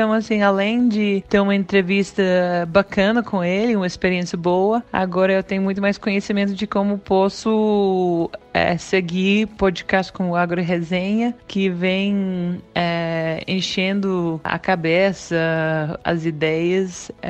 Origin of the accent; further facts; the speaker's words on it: Australia; Portuguese is a second language; moved away as an adult; now in Brazil; eu sou da Austrália, já faço seis anos que moro aqui no Brasil